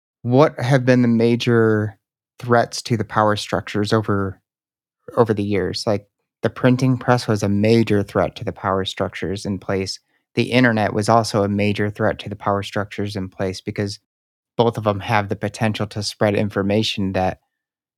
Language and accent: English; outside of Chicago, Illinois, United States; I was born outside of Chicago